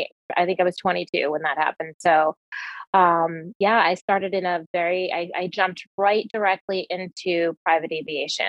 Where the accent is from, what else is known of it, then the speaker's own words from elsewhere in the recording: New Jersey, United States; moved away as an adult; now in Cave Creek, United States; born and raised in New Jersey